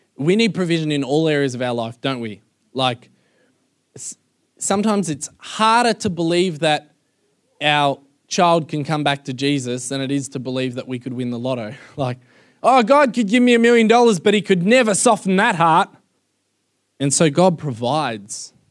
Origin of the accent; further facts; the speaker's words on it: Melbourne, Victoria, Australia; moved away as an adult; now in United States; I'm from Melbourne